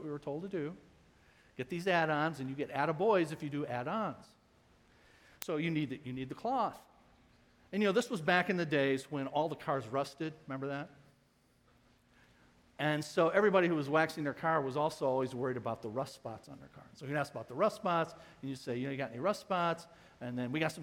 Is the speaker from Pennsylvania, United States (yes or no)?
no; Ecorse, Michigan, United States; When I was a kid growing up in Ecorse, many of you know I grew up there